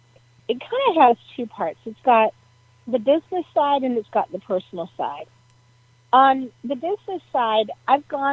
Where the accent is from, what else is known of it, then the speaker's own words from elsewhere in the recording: Menlo Park, California, United States; my hometown in downtown Menlo Park